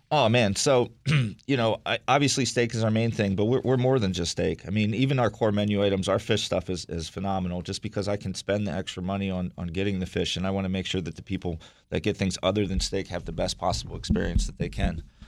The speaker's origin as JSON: {"language": "English", "town": "Wilmington", "region": "Delaware", "country": "United States", "tie": "born or raised there", "also_born_or_lived": "Philadelphia", "moved": "as an adult", "lives_now": "Washington, D.C., United States", "said": "I grew up in Wilmington, Delaware"}